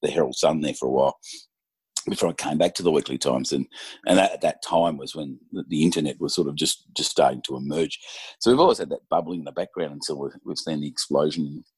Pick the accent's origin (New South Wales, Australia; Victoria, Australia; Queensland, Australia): Victoria, Australia; Gippsland; I grew up in Gippsland, a place called Tanamba, so between Maffra and Hayfield, on a dairy farm.